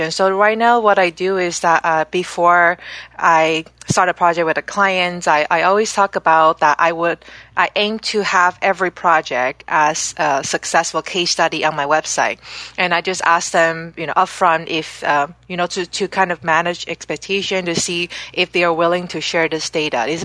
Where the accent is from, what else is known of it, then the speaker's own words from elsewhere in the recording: Canada; also born or lived in Amsterdam, Netherlands / Singapore; I grew up in Canada where I lived for 13 years.